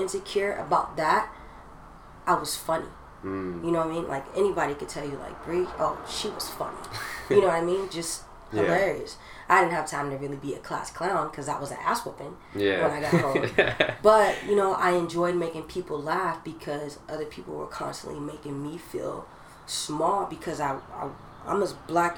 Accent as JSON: {"language": "English", "area": "Orange County", "region": "California", "country": "United States", "tie": "born or raised there", "said": "I was from Orange County"}